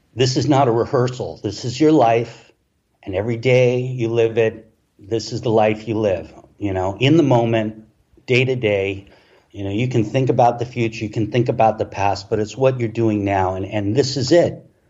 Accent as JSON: {"language": "English", "town": "Los Angeles", "region": "California", "country": "United States", "tie": "born or raised there", "moved": "as an adult", "lives_now": "Playa del Carmen, Mexico", "said": "I've grown up, you know, in Los Angeles surrounded by, you know, Mexican culture"}